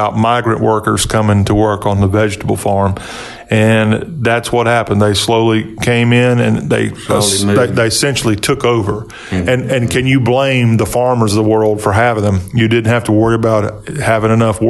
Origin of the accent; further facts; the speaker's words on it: United States; I'm looking out as a American